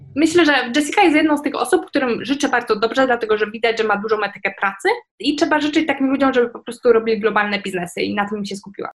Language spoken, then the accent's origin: Polish; Poland; żyjemy w Polsce, w Unii Europejskiej, to, że jakby wychowaliśmy się, w sensie moje pokolenie wychowało się w czasach właśnie wejścia do Unii